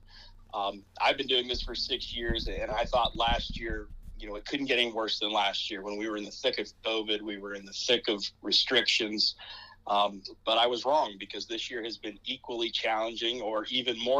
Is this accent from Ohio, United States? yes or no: yes; Wooster, Ohio, United States; moved away as an adult; also born or lived in Toledo, Ohio; now in Perrysburg, United States; I grew up down in Northeast Ohio, kind of in the Worcester area